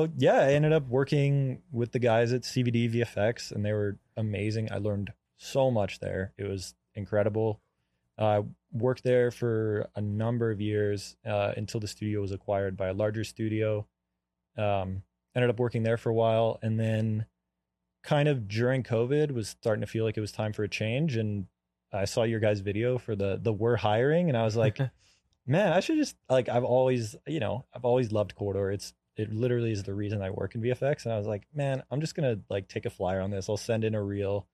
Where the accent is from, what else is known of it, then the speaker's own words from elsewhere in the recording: Canada; moved away as an adult; now in United States; I'm from Canada originally